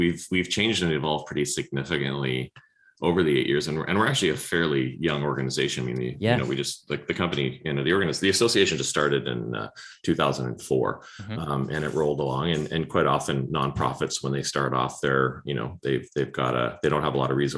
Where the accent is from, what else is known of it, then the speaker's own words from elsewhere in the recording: Winnipeg, Manitoba, Canada; moved away as an adult; now in British Columbia, Canada; I grew up in Winnipeg, actually. And I graduated from the University of Manitoba and moved here in 91